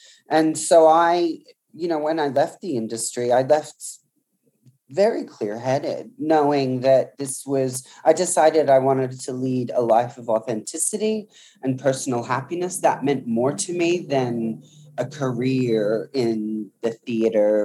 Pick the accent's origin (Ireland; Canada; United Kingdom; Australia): Australia; country Victoria; I was born in country Victoria into a pretty kind of working class family.